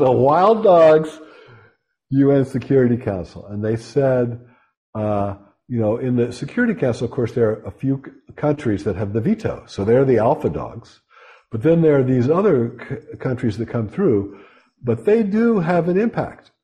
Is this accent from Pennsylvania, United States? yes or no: yes; Pittsburgh, Pennsylvania, United States; moved away; I'm from Western Pennsylvania, shot and beer town, Pittsburgh.